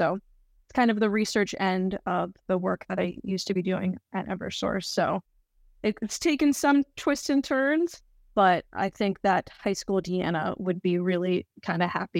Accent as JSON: {"language": "English", "region": "North Carolina", "country": "United States", "said": "I'm from the South. I'm from North Carolina."}